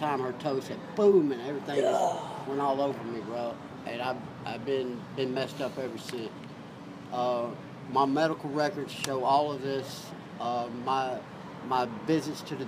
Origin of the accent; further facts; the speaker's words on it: Atlanta, Georgia, United States; I was born here in Atlanta. I'm from Cabbage Town.